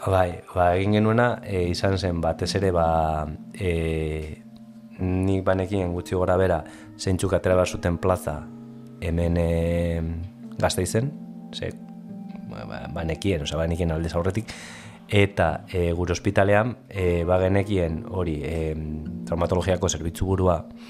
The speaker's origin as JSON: {"language": "Basque", "town": "Basauri", "region": "Basque Country", "country": "Spain", "tie": "born or raised there", "said": "basauri, basauri arra izanek, e, bakarrik ezagutu dut maketoen mundu hori"}